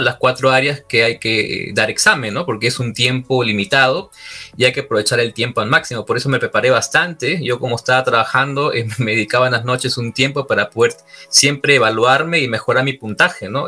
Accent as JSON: {"language": "Spanish", "town": "Trujillo", "region": "La Libertad", "country": "Peru", "moved": "yes", "said": "soy Trujillán, eh, soy ingeniero civil de profesión"}